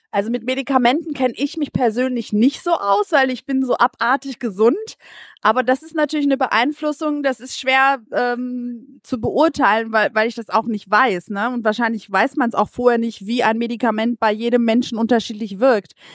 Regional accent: Greece; now in Germany; als Griechin

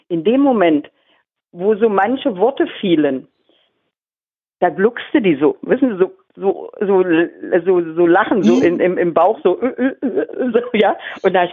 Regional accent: Magdeburg, Saxony-Anhalt, Germany; Noch nie gesehen, bin Magdeburger, noch nie gesehen.

